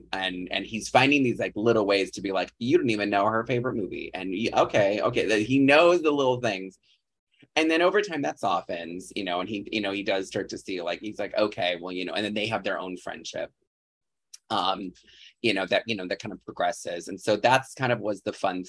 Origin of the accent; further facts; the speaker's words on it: Chicago suburbs, Illinois, United States; I'm from the Chicago suburbs where I grew up.